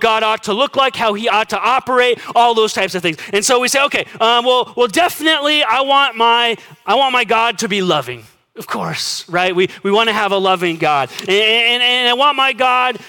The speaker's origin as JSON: {"language": "English", "country": "United States", "said": "as American Christians"}